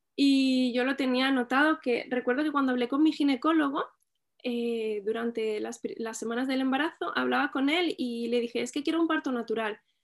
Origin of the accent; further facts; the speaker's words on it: Albacete, Castilla-La Mancha, Spain; now in L'Hospitalet de Llobregat, Spain; soy de Albacete, pero vivo en Hospitalet, en Barcelona